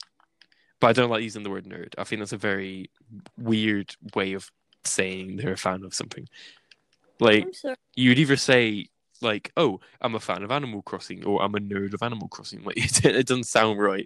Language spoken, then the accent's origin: English; England, United Kingdom; accent: English; I'm English